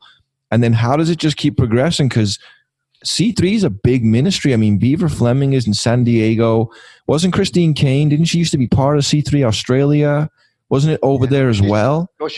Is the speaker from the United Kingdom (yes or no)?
yes; England, United Kingdom; moved away; And I already speak fast because I'm English